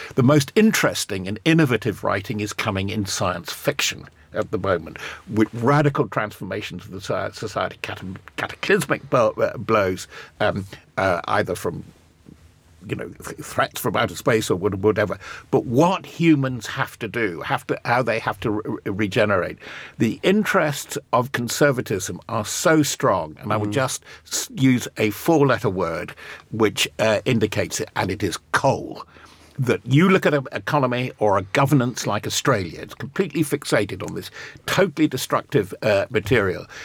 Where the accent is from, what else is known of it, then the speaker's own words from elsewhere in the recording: United Kingdom; even as a Brit